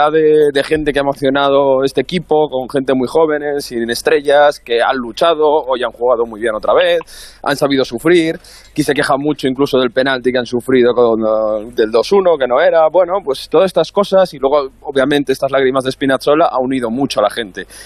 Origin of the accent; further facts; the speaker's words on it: Spain; Claro, pero hombre, yo voy con España, yo soy español.